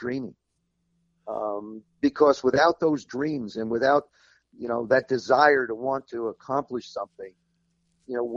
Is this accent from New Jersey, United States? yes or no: yes; South River, New Jersey, United States; moved away; I spent a lot of time up in South River where I grew up in New Jersey.